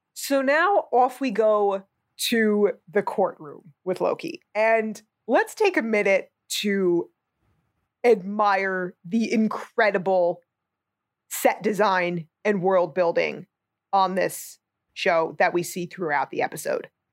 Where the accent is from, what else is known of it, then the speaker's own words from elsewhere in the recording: New Jersey, United States; I'm a moron from New Jersey